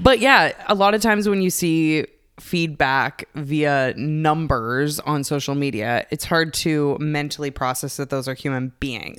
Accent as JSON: {"language": "English", "country": "Canada", "said": "I'm Canadian"}